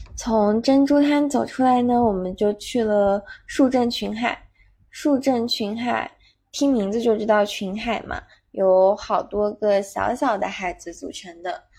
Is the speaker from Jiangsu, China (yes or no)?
no; Zhejiang, China; “你是从哪里来的？”我说：“从浙江。”